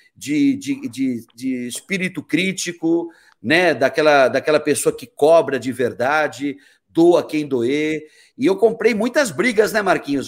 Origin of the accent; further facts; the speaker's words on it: São Paulo, Brazil; also born or lived in Porto Alegre, Rio Grande do Sul; now in Cuiabá, Brazil; mesmo sendo paulista